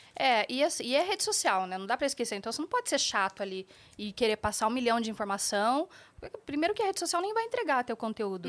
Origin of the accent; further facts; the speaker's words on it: Curitiba, Paraná, Brazil; eu sou de Curitiba